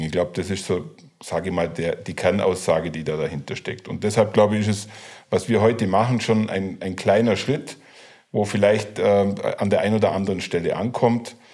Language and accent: German; Allgäu, Bavaria, Germany; Ich bin totaler Südländer als Allgäuer